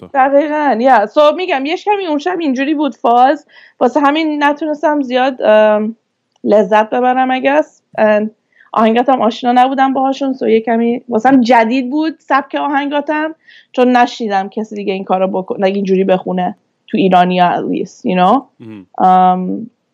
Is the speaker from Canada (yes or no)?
yes; Vancouver, British Columbia, Canada; born or raised there; moved away as an adult; also born or lived in Turkey; now in Toronto, Canada